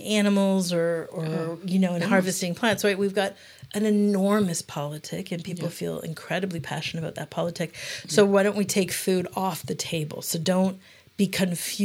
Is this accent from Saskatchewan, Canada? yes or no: no; Yukon, Canada; I come from the Yukon, a Canadian community that has a very distinct culture